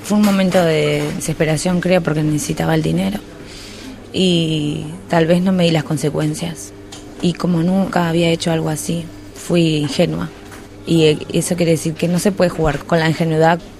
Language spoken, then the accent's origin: Portuguese; Colombia; Sou colombiana.